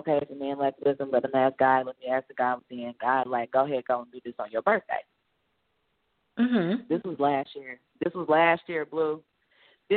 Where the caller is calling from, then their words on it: Arkansas, United States; I'm calling from Arkansas